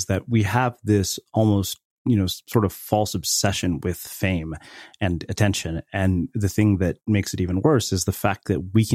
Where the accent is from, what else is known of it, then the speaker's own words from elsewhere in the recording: India; growing up in the Indian culture